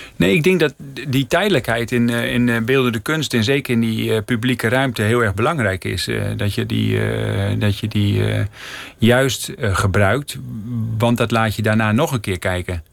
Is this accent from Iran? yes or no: no; Netherlands; moved away as an adult; also born or lived in Delfzijl, Netherlands / Middelstum, Netherlands / Emmen, Netherlands / Kampen, Netherlands; now in Rotterdam, Netherlands; ik werd geboren in Delfzijl en ik ben een poosje opgegroeid in Middelstum, een dorpje bij Groningen